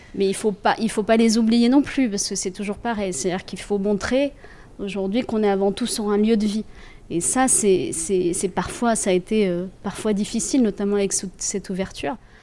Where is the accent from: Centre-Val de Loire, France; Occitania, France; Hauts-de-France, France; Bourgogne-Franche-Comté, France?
Centre-Val de Loire, France; Centre region; moved away as an adult; also born or lived in Paris; retourne dans ma région d'origine